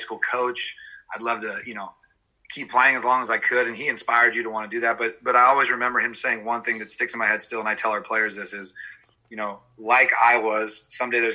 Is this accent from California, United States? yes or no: yes; Lafayette, California, United States; I grew up in the Bay Area in Lafayette, California.